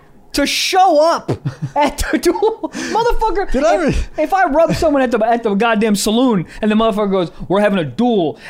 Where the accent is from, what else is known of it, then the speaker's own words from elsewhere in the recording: Maryland, United States; I'm from Maryland.